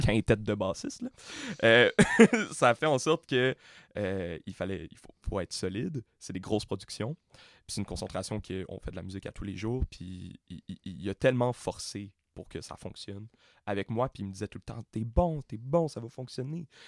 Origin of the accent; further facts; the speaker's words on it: Montreal, Quebec, Canada; J'ai été élevé à Montréal-Nord